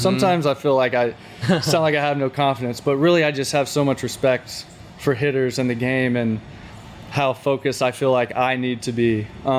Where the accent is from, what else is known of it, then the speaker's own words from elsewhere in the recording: Alabama, United States; I cheer for them. They're my home state.